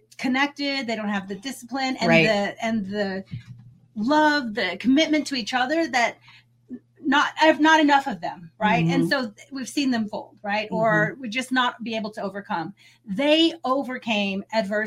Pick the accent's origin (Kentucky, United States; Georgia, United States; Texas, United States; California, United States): Texas, United States; Austin; I grew up in Austin, lived here my whole life